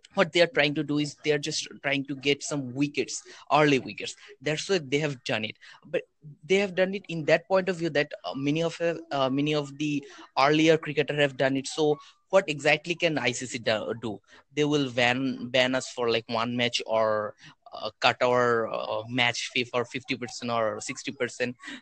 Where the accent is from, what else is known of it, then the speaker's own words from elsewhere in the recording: Bangladesh; I'm from Bangladesh